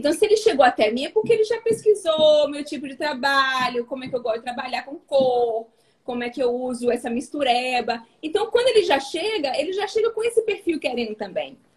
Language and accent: Portuguese; Bahia, Brazil; now in Espírito Santo, Brazil; Porque quando eu vou para minha terra, falam que eu tô bem a capixaba, a, a capixaba, a capixabada. E quando eu tô aqui, todo mundo fala que a Bahia tá em mim.